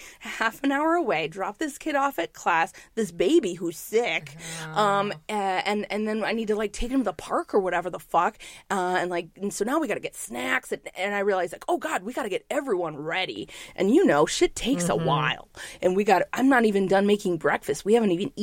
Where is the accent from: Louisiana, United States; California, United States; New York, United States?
New York, United States; New York City; I'm a New Yorker.